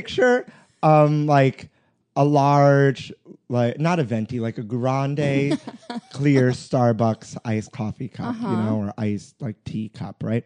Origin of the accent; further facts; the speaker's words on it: New York City, New York, United States; I grew up in Brooklyn, actually very close to Coney Island